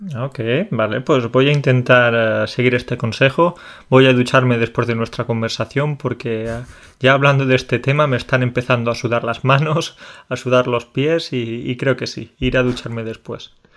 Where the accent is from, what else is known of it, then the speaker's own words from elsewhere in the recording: Andalusia, Spain; now in Poland; soy de Andalucía